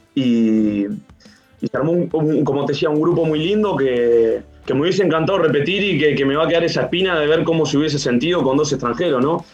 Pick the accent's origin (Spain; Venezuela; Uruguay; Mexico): Uruguay; moved away as an adult; now in Chile; había vuelto a Uruguay, pero obviamente justo a China se tomó la decisión de, no ir y, ya me quedé, me quedé en mi país